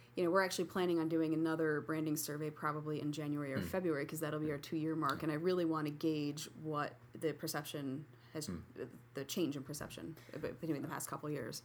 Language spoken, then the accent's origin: English; Sparta, New Jersey, United States; moved away as an adult; now in Utica, United States; I'm totally a Jersey girl